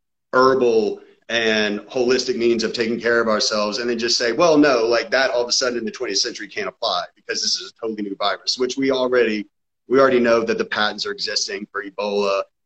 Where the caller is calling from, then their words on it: Georgia, United States; I'm calling from Georgia.